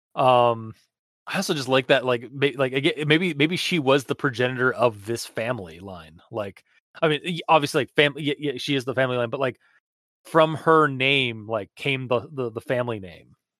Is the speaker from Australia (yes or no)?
no; Canada; as a Canadian